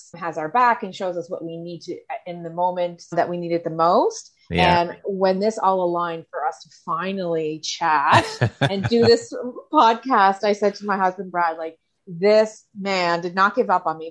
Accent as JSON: {"language": "English", "area": "Cape Breton", "region": "Nova Scotia", "country": "Canada", "said": "I am from Cape Breton, Nova Scotia, as you can probably tell from my accent"}